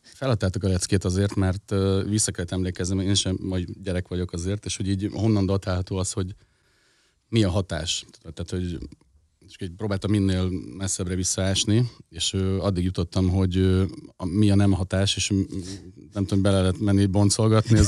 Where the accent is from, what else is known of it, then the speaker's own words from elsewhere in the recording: Budapest, Hungary; egy kelemföldi tizemetes lépcsőházban nevelkedtem